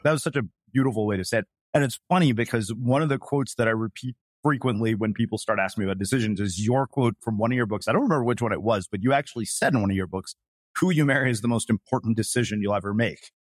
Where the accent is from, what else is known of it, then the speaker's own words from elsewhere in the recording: United States; one of being an Indian American and one of being raised by Indian parents